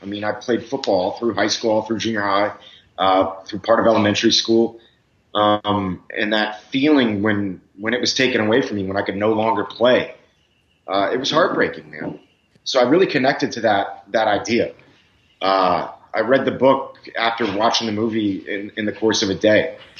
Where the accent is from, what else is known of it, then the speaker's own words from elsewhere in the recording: Miami, Florida, United States; moved away as an adult; also born or lived in Texas; I'm from Miami originally.